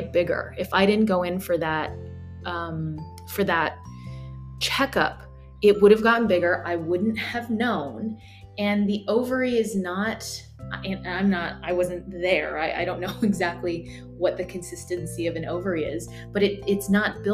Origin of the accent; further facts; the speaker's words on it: United States; moved away; as an American